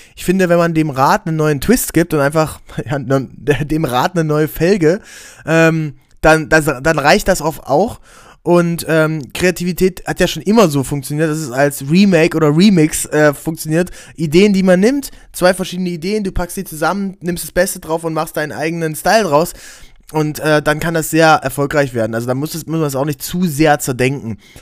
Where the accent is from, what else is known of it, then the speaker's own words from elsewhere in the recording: Aken, Saxony-Anhalt, Germany; wo ich herkomme, aus Aachen an der Elbe